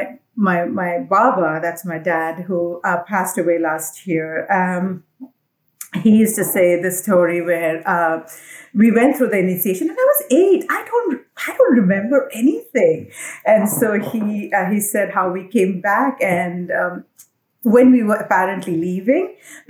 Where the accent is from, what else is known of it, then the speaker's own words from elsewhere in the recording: Assam, India; I'm from Assam. India. Assam is a state in the northeastern part of India. So I was born there. And my family comes from there. We are, like any other child, born, raised the usual way in an Indian middle class family